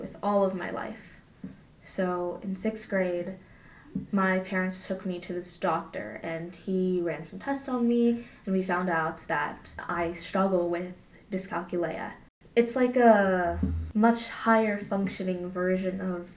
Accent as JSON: {"language": "English", "region": "California", "country": "United States", "tie": "born or raised there", "said": "growing up in California"}